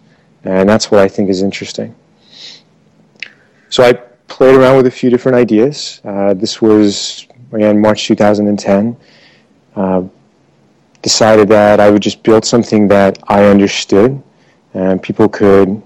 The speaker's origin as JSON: {"language": "English", "region": "Maryland", "country": "United States", "tie": "born or raised there", "also_born_or_lived": "Iran / Europe", "moved": "as an adult", "lives_now": "Bay Area, United States", "said": "I was born in Iran. I grew up in Maryland"}